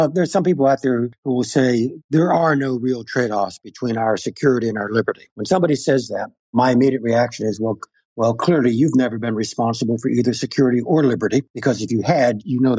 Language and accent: English; United States; but I'm an American too.